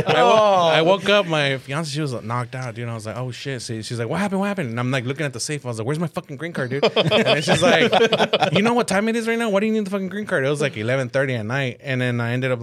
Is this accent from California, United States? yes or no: no; El Paso, Texas, United States; also born or lived in Ciudad Juárez, Mexico; I went to school in Texas, El Paso.